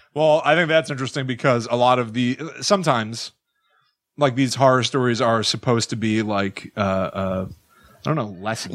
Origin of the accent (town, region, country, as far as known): Connecticut, United States; born or raised there; moved away